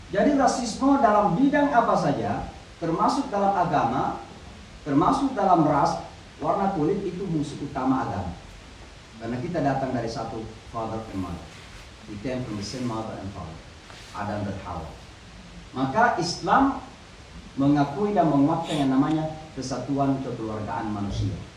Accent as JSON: {"language": "Indonesian", "country": "Indonesia", "also_born_or_lived": "Pakistan / Saudi Arabia", "moved": "as an adult", "lives_now": "New York, United States", "said": "saya memang sudah meninggalkan Indonesia ini sejak umur 18 tahun. Jadi sejak tamat di pesantren, saya kuliah di Pakistan 7 tahun, mengajar di Saudi 2 tahun"}